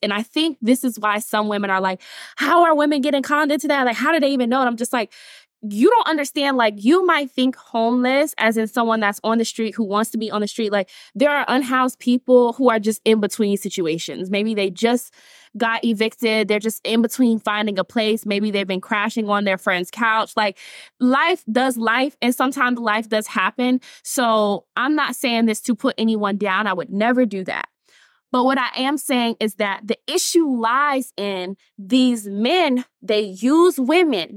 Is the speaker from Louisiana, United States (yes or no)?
no; Atlanta, Georgia, United States; I'm from Atlanta, Georgia, North Side